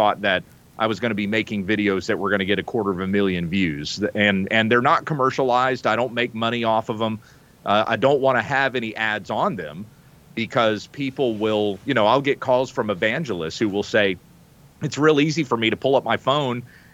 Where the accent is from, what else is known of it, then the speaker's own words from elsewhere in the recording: the South, United States; also born or lived in the Midwest; growing up in the South and even in the Midwest